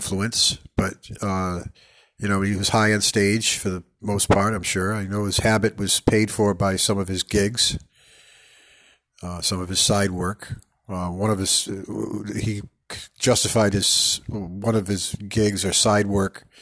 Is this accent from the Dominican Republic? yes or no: no; Pawtucket, Rhode Island, United States; also born or lived in Providence, Rhode Island; I'm from Pawtucket, but I was born in Providence.